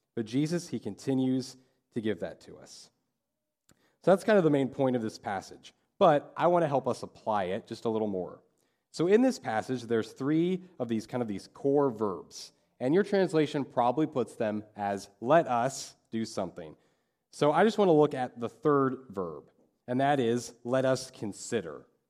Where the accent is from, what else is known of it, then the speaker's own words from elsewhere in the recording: Dodge City, Kansas, United States; I'm from Dodge City.